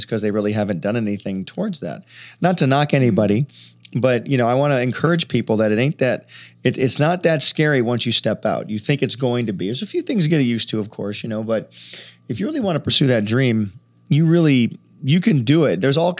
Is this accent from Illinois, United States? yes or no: no; Michigan, United States; moved away; I come from Michigan.